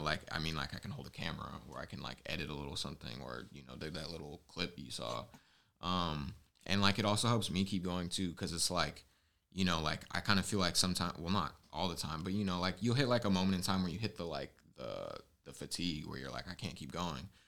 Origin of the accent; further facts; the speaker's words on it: Southern California, United States; now in San Francisco Bay Area, United States; I'm from SoCal, but it's the Bay Area, Bay